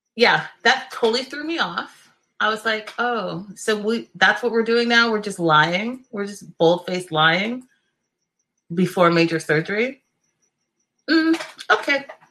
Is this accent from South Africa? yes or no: no; Canada; I can understand it and French because I'm Canadian